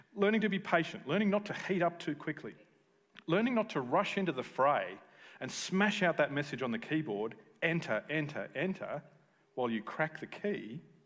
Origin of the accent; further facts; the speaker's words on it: Tasmania, Australia; All my friends that I grew up with in Tassie